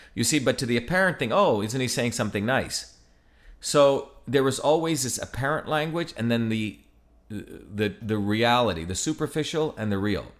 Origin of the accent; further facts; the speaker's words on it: Mumbai, Maharashtra, India; I grew up in Bombay